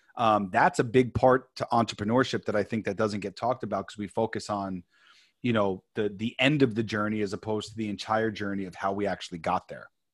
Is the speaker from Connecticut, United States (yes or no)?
no; New York, United States; moved away as an adult; now in California, United States; born and raised in New York, came out to California